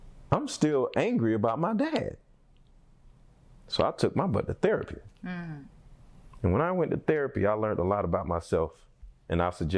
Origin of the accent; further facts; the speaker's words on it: Philadelphia, Pennsylvania, United States; moved away; I'm from Philly